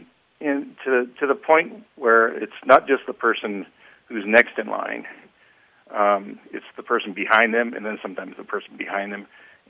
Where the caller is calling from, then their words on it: Reno, Nevada, United States; I'm calling from Reno, Nevada.